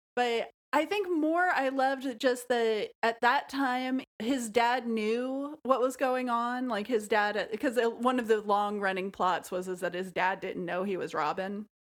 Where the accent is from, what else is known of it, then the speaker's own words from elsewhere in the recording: rural Missouri, United States; also born or lived in Nashville, Tennessee; I was a kid who lived in rural Missouri, and I was bored out of my mind all of the time, of course, because it was a boring place to live. I was from Nashville and had moved to a rural place